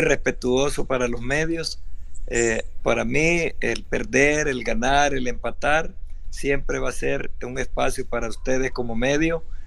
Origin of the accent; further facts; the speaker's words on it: El Salvador; aquí en nuestro país